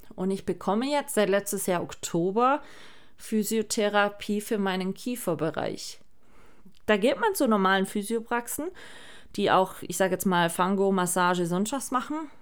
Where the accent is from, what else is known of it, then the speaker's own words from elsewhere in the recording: Germany; bei uns in Deutschland